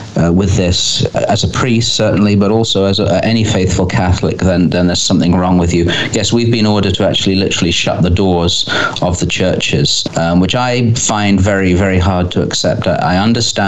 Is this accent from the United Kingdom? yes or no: yes; England, United Kingdom; being English or British, but I always say English